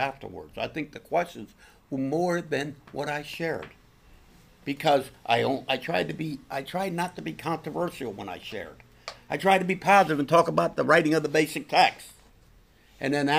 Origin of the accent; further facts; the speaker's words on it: Pennsylvania, United States; my hometown where I live, about 25 minutes, a little bit west in Hamburg, PA.